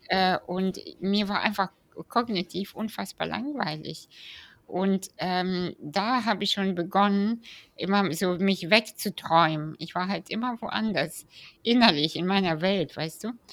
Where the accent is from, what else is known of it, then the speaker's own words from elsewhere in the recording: Kazakhstan; ich bin ja 87 in Kasachstan geboren